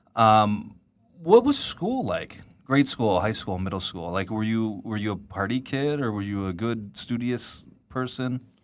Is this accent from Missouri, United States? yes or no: yes; Black Oak, Missouri, United States; We are from the hills, Black Oak, Missouri. Uh, born and raised on the farm